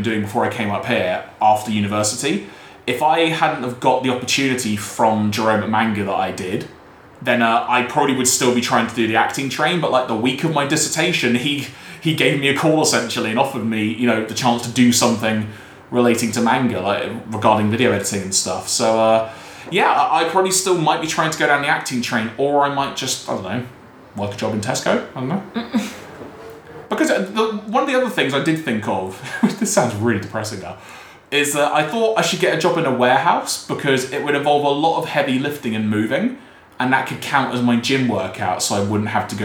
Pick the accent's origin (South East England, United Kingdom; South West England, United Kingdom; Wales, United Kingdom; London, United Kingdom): London, United Kingdom; when I was growing up in North London